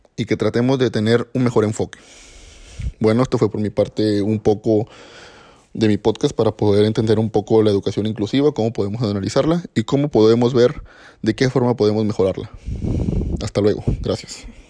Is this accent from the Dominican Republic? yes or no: no; Mexico; como mexicanos